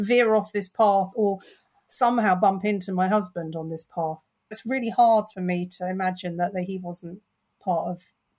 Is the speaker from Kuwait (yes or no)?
no; London, United Kingdom; I'm born and bred in North London.